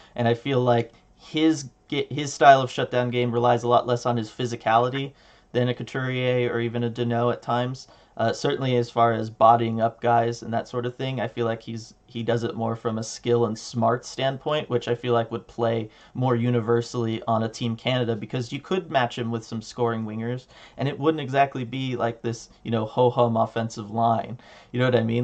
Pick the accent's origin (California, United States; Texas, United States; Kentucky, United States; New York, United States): California, United States; Southern; you and I grew up in Southern California